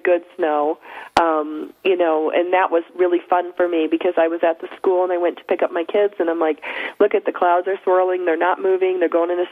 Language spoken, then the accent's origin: English; Buffalo, New York, United States; I was from Buffalo